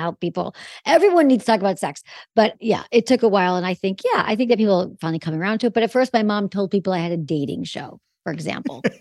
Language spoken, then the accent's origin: English; Michigan, United States; now in Los Angeles, United States; I'm from Michigan.